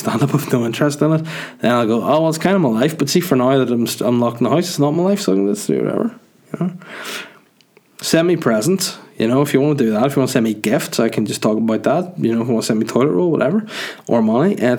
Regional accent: Holywood, Northern Ireland, United Kingdom; Hollywood, County Down, my hometown

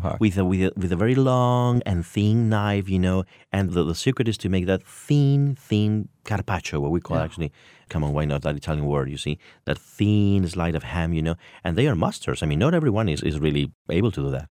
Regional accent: Spain; accent: Castilian; with my Castilian accent

